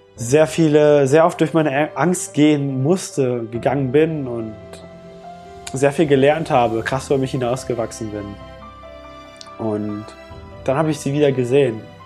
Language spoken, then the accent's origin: German; Germany; was ich hier in Deutschland habe, wo ich aufgewachsen bin